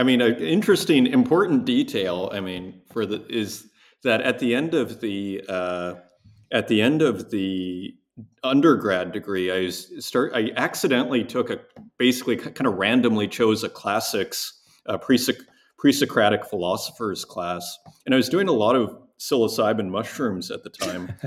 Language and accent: English; Saskatoon, Saskatchewan, Canada; also born or lived in Montreal; now in Berlin, Germany; I grew up in uh, Saskatoon, Saskatchewan, which is in Canada's Midwest